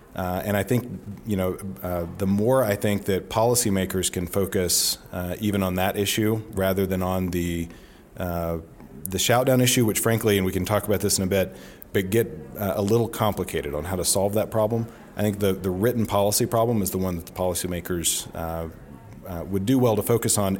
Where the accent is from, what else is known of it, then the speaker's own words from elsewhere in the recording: rural Northeast Alabama, United States; moved away; I go back home to Alabama and no one's on Twitter. and it's not a thing, um, in my hometown in, in, you know, rural Northeast Alabama